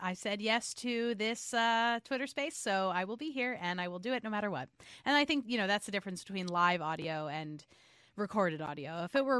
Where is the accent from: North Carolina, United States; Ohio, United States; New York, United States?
New York, United States; also born or lived in Jackson, Mississippi / Los Angeles / St. Louis / Portland, Maine; Yeah, I am a New Yorker.